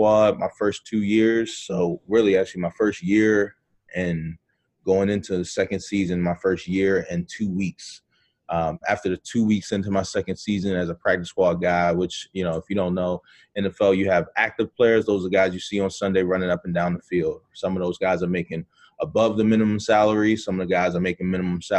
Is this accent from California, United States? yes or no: no; Baltimore, Maryland, United States; moved away; from Baltimore, Maryland, originally